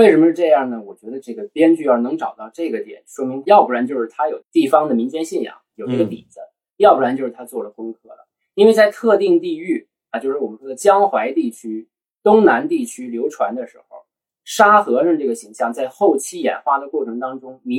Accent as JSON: {"language": "Chinese", "region": "northern China", "country": "China", "said": "我们是北方人，我们念不出来。"}